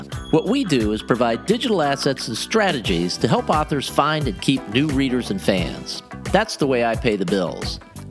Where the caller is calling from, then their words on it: Naples, Florida, United States; I'm calling from Naples, Florida, talking via Skype.